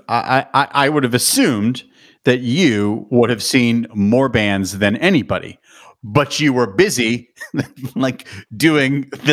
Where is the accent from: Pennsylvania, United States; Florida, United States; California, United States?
Pennsylvania, United States; Pittsburgh; moved away as an adult; now in Los Angeles, United States; I grew up in Pittsburgh